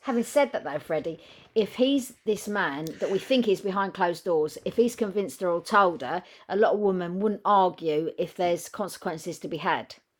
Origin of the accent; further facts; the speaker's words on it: England, United Kingdom; I know we're not American, we're English